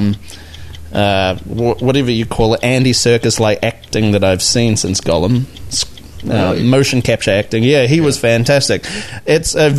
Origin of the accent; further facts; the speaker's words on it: South Africa; being a South African